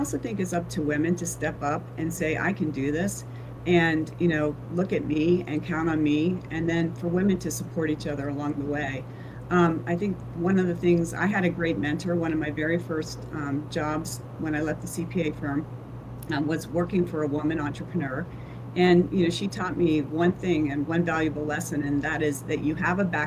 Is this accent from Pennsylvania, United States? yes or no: yes; Pennsylvania, United States; moved away as an adult; now in Florida, United States; I grew up in Pennsylvania. I went to school and moved to Florida right out of college